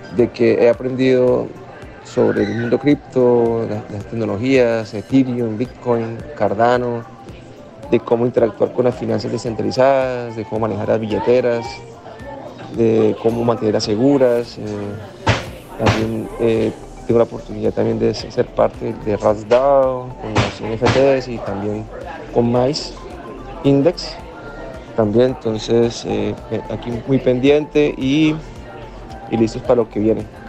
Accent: Colombia; now in Australia; soy colombiano pero vivo en Australia

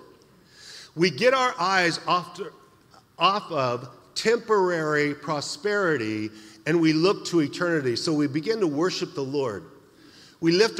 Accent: Idaho, United States; now in San Jose, United States; I'm from Idaho

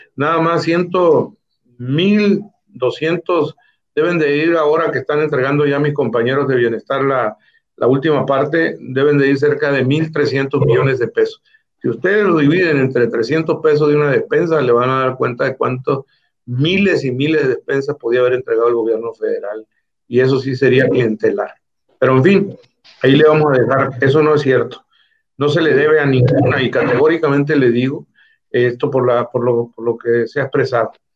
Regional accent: La Ribera, Baja California Sur, Mexico; Yo soy originario de la Ribera

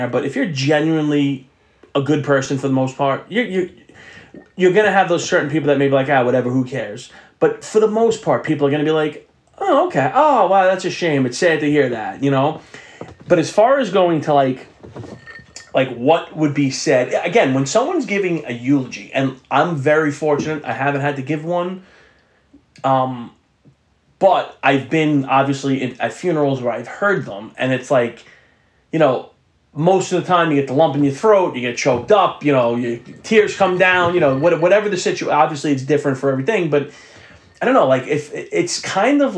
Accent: New York City, New York, United States; growing up on the South Shore of Staten Island

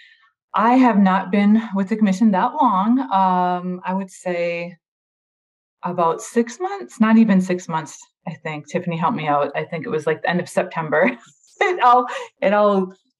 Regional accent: Minnesota, United States; now in California, United States; I'm from Minnesota

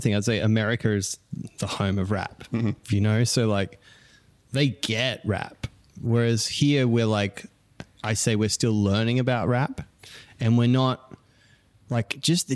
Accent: Australia; accent: Australian; growing up in Australia

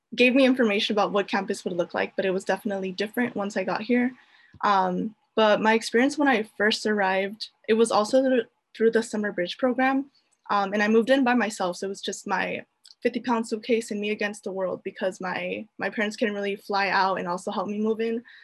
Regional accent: Fresno, California, United States; I proudly hail from Fresno, California

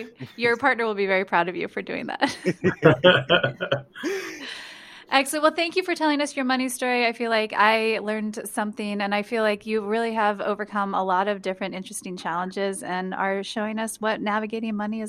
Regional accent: West Coast, United States; I'm from the West Coast

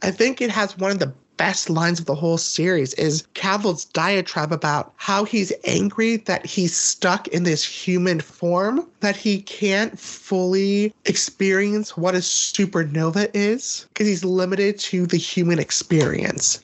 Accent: United States; as an American

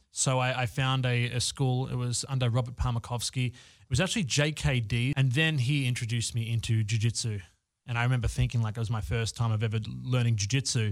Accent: Australia; now in Los Angeles, United States; I'm living in Los Angeles. I'm originally from Australia.

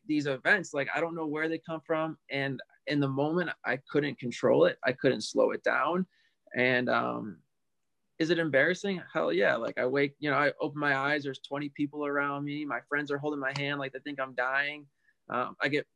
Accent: Buffalo, New York, United States; I'm from Buffalo, New York. So we have the hockey arena up here called KeyBank Arena.

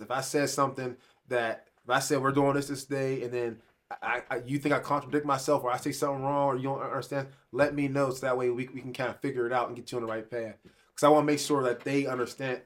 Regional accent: Pittsburgh, Pennsylvania, United States; I grew up in Pittsburgh.

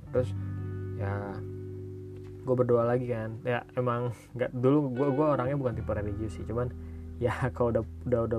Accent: Bogor, West Java, Indonesia; gue asli dari Bogor jadinya pas ke Jakarta ya memang deket sih

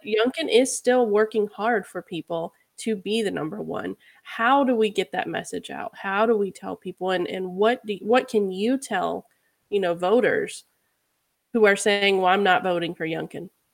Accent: Charlottesville, Virginia, United States; I was born and raised in Virginia

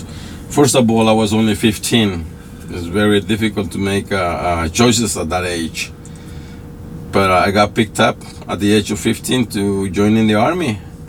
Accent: Roatán, Bay Islands, Honduras; moved away as an adult; also born or lived in El Salvador; now in Los Angeles, United States; I was born in Roatan, Honduras.

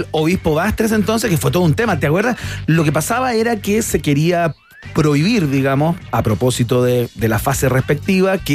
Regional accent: Chile

